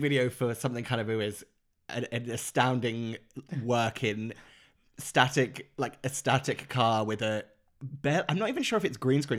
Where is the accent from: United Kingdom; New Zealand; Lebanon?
United Kingdom; Norfolk Broads, East of England; I grew up in the Norfolk Broads, which is, like, that, all those, the, the waterways